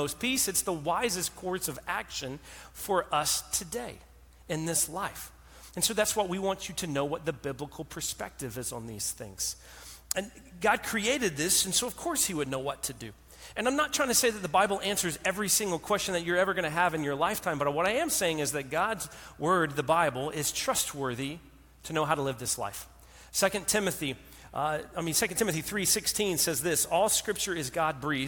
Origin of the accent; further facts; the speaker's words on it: North Carolina, United States; I'm from North Carolina